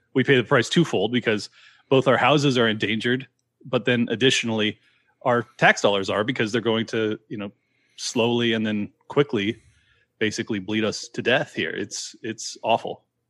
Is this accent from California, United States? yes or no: yes; San Diego, California, United States; born and raised in San Diego